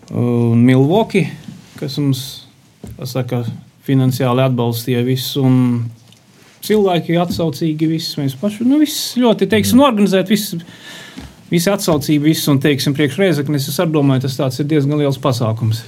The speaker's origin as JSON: {"language": "Latvian", "town": "Viļāni", "region": "Latgale", "country": "Latvia", "said": "pats esmu no Viļāniem"}